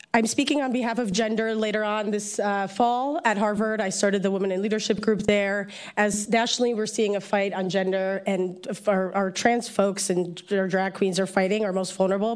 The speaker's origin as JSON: {"language": "English", "country": "Poland", "tie": "born or raised there", "also_born_or_lived": "New Jersey", "moved": "yes", "lives_now": "San Francisco, United States", "said": "I'm a political refugee from Poland, born and raised in Poland."}